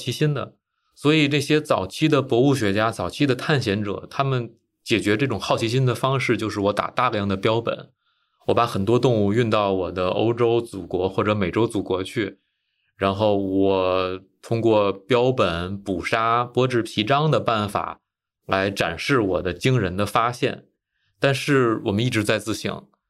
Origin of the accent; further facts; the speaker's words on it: China; now in United States; 但是第二天，第二天我反应过来，我是来自中国的专业的野生动物研究者，我怎么能喂野生动物呢？我怎么能给我们中国的野生动物研究者丢脸呢？但是我没有想到的是，我去问我美国的同事，大家都很不好意思。